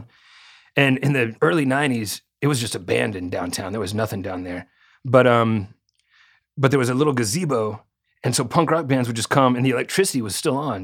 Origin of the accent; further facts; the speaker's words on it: Arkansas, United States; I was growing up in Arkansas